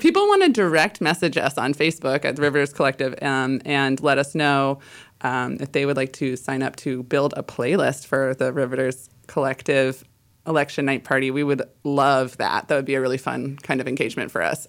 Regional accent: Illinois, United States; now in Pacific Northwest, United States; I am from Illinois originally

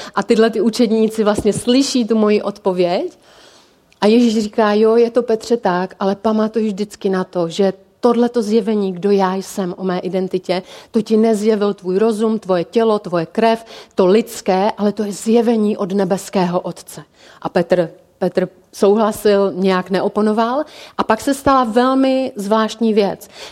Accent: Czechia; jsme jako Češi

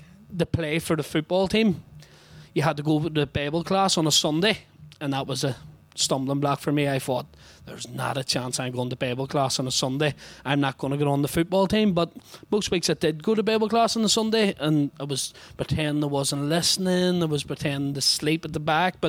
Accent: Belfast, Northern Ireland, United Kingdom; I come from a place that some people might know called the Shankill Road in Belfast

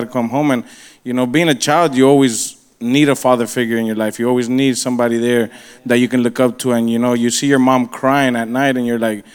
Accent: Miami, Florida, United States; I was born and raised here in Miami, Westchester area.

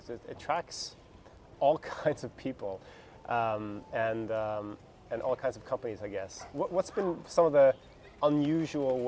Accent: Norway; moved away; also born or lived in Australia; my hometown of Norway

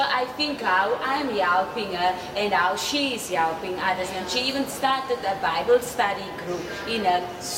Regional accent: Namibia; moved away as an adult; now in Ghana; I'm from Namibia.

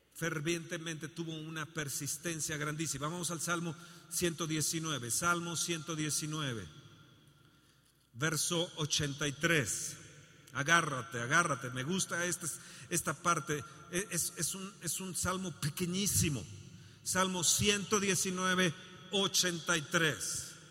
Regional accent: Mexico; México va a producir, mi tierra

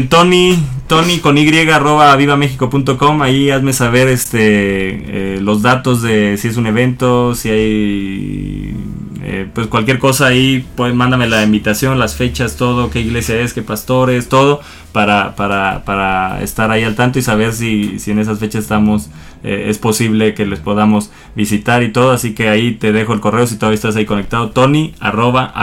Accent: Acapulco, Guerrero, Mexico; yo soy de Acapulco.

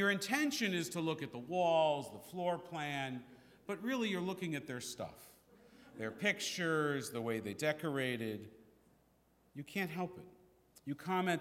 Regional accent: San Francisco, California, United States; we were growing up in San Francisco

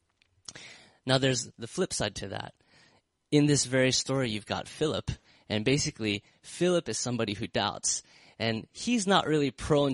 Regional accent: United States; I'm from America, I love America

